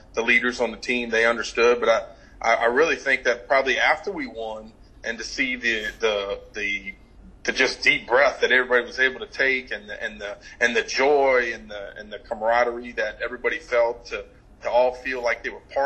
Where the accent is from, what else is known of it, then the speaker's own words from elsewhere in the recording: New Orleans, Louisiana, United States; to be in my hometown